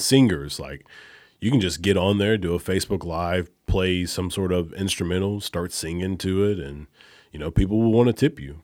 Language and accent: English; Alabama, United States; moved away; I'm from Alabama